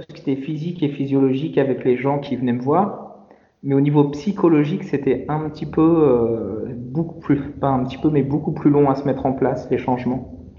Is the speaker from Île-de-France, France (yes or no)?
yes; Paris, Île-de-France, France; moved away as an adult; also born or lived in Lyon region / Guadeloupe; J'ai grandi à Paris